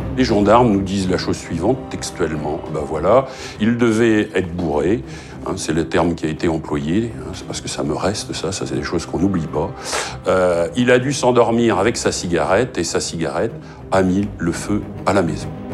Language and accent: French; Brittany, France; chez nous en Bretagne